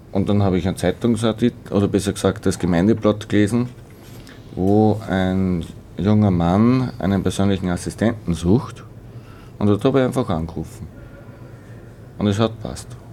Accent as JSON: {"language": "German", "town": "Schwertberg", "region": "Upper Austria", "country": "Austria", "tie": "born or raised there", "lives_now": "Weitersfelden, Austria", "said": "bin ein gebürtiger Schwertberger"}